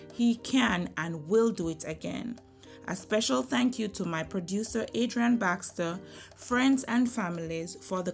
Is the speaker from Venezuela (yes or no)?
no; Jamaica; moved away as an adult; now in United States; I was grown in Jamaica, born and raised in Jamaica, attended Alpha Academy. I transitioned to America in 2009